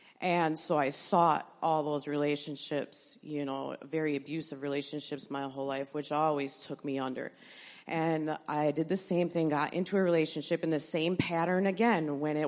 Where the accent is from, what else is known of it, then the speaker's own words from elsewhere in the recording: Appleton, Wisconsin, United States; born there; I was born in Appleton to a family from Chilton and Stockbridge area.